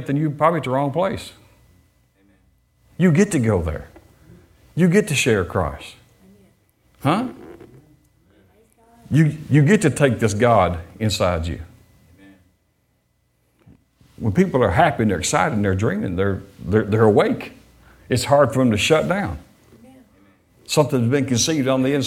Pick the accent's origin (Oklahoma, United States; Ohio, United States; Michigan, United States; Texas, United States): Michigan, United States; Detroit; I was born in Detroit